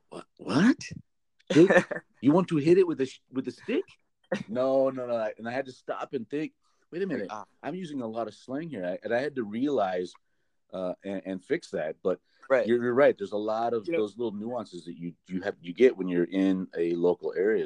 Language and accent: English; California, United States; accent: Central Valley; I used a lot of slang and it's local slang for like Central Valley.